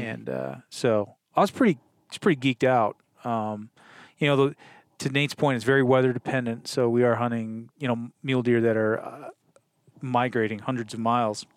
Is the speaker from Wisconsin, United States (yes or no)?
yes; Wisconsin, United States; moved away; I grew up in Wisconsin